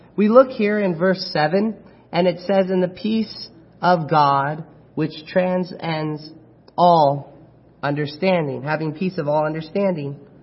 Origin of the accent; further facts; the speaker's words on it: Chino, California, United States; now in Apple Valley, United States; I was born and raised in Chino, California